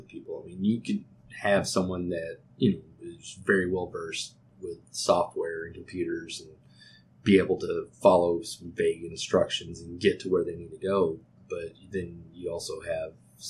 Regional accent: Texas, United States; accent: Texas; being in Texas, we're always going to get a little bit of it. I mean, I have an accent

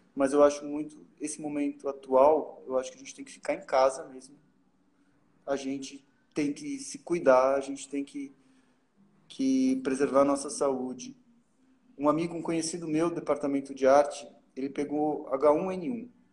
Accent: Brazil; eu sou brasileiro

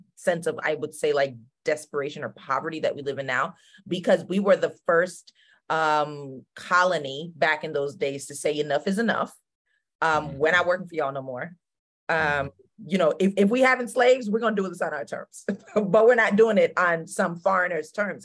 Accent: Spring Valley, New York, United States; also born or lived in Scotchtown, New York / South Korea; I grew up in Spring Valley, New York, very small town

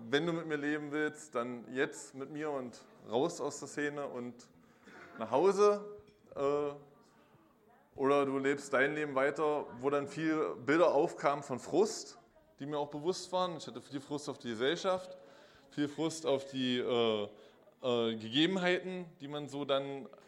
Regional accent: Magdeburg, Saxony-Anhalt, Germany; ich komme aus Magdeburg. 76 bin ich hier geboren und ja, ich habe meine Kindheit so in der evangelischen Kirche in tiefer DDR-Zeit verbracht.

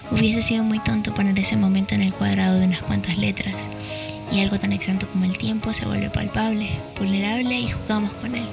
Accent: Venezuela; now in Lima, Peru; soy de María Venezuela y tengo 21 años. Tengo aproximadamente dos años y medio viviendo en Lima, Perú.

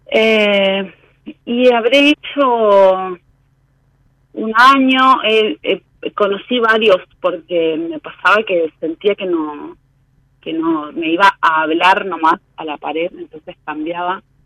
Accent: Resistencia, Chaco, Argentina; De Chaco Resistencia

